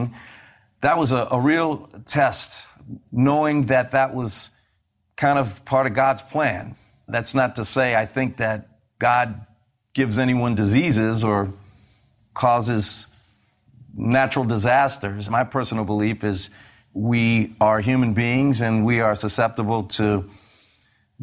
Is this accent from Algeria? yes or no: no; New Orleans, Louisiana, United States; moved away as an adult; also born or lived in New York; Growing up in New Orleans